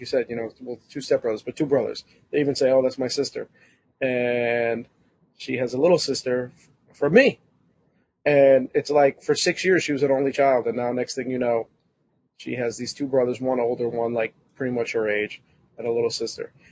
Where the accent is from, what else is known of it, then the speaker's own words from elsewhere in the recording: New York, United States; as a New Yorker